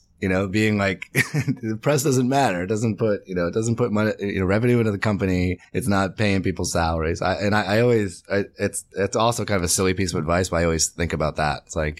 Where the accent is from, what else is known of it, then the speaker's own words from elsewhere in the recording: Medway, Massachusetts, United States; I'm from right outside of Boston, about 40 minutes outside of Boston in the suburbs. It's a town called Medway, Massachusetts.